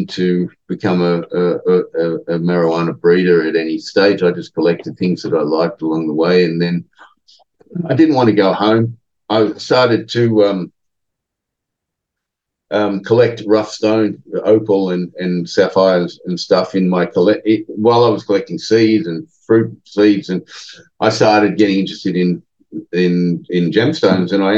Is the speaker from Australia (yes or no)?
yes; Australia; moved away; in a foreign country where we're both Australian